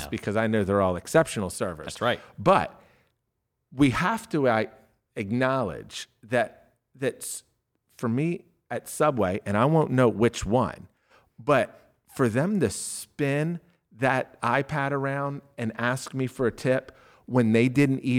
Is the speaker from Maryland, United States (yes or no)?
yes; Glen Burnie, Maryland, United States; I'm from Glen Burnie.